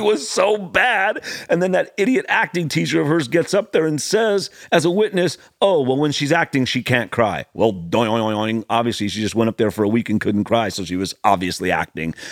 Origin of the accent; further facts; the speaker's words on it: Los Angeles, California, United States; I grew up in the hills above the Sunset Strip